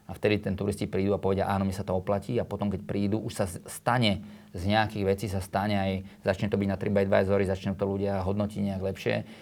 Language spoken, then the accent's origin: Slovak; Slovakia; Slovensko je prekrásna krajina, ja som hrdý Slovák, už ani nikde nechcem ísť.